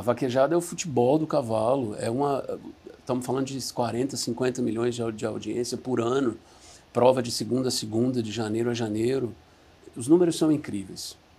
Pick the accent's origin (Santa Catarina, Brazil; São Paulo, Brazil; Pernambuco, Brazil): Pernambuco, Brazil; Recife; moved away as an adult; also born or lived in Atlanta, United States; eu sou de Recife. Saí de Recife com 19 anos.